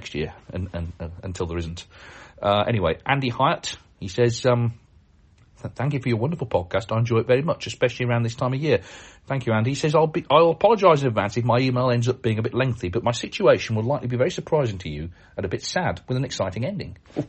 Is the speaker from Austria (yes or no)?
no; Canada; I'm from Canada and I'm planning to attend the World Championship next year, 2024.